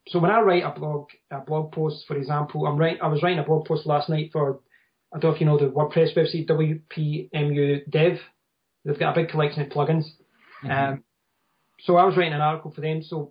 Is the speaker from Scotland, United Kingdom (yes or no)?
yes; Scotland, United Kingdom; I'm from Scotland.